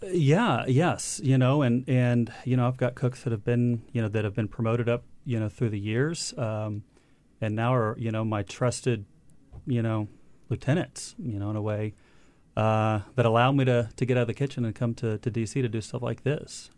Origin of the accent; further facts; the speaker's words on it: Little Rock, Arkansas, United States; moved away as an adult; also born or lived in Vermont / Boston; now in Bentonville, United States; born and raised in Little Rock